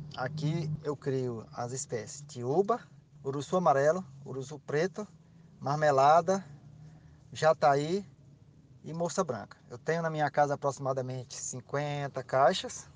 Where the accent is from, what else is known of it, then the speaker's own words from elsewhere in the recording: Piauí, Brazil; moved away as an adult; now in Araguaína, Brazil; Como eu sou piauiense, estou aqui no Tocantins porque sou concursado, mas nasci no Piauí, minha família toda é de lá.